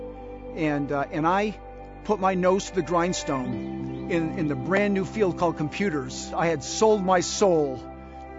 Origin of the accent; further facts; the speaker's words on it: New England, Massachusetts, United States; I was born and raised in New England in a great family with great parents and a great sister. It was winters and falls in Massachusetts